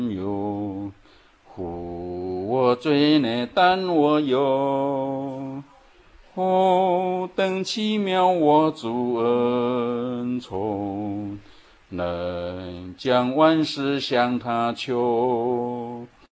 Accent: Chiayi, Chiayi City, Taiwan; 我的老家是在嘉义市的美尼，就是以前的嘉义农庄的对面，一个村庄。我们那个村庄可以说都是传统民间信仰

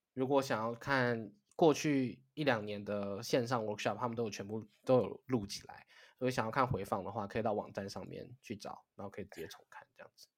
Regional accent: Taiwan; moved away as an adult; 身为台湾人

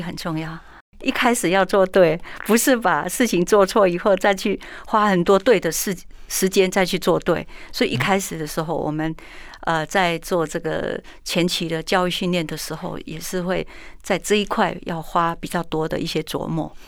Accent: Taiwan; 我们台湾话鸡婆婆就给伯嘛

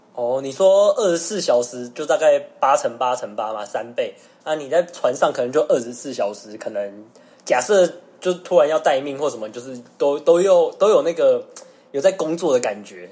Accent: Taiwan; 我们一般台湾人

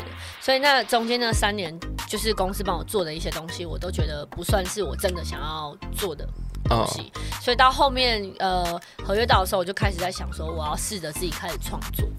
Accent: Yonghe, New Taipei, Taiwan; 我是台永和，就是新北， 哦， 嗯，北部人啊，应该这样讲。

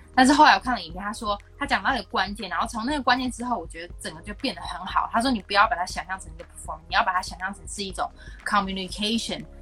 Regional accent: Taiwan; 从小在台湾写文章

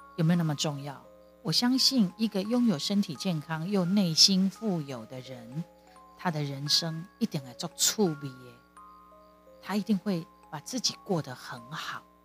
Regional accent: Kaohsiung, Taiwan; 我们后来搬离开三明区。之前我们是住在三明区九如二路，他是我成长的地方

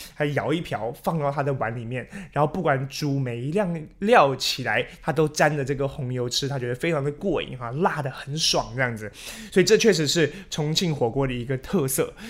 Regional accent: Taiwan; 比较脱离我们台湾人的口味了

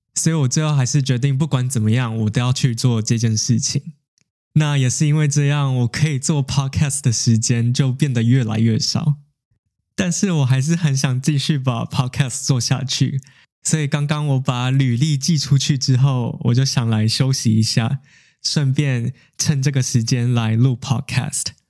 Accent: Taiwan; 自从我回台湾之后

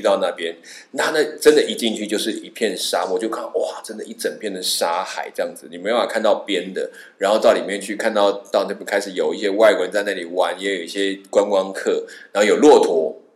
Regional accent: Taiwan; 我从台湾来

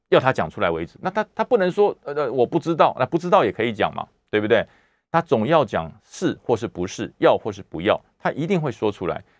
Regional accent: Taiwan; 我们是外省家庭长大的，那但是因为我们在台湾五十多年了

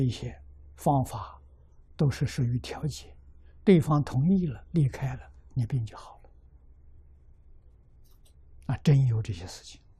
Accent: China; 我们中国人讲阴阳五行，讲这些气。

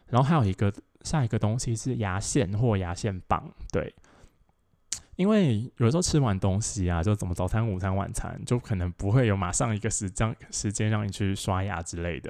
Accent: Taoyuan, Taiwan; 我是桃园人嘛，然后桃园人，我就， 我们就在那个， 呃，桃园火车站站前面的那个远东百货门口集合

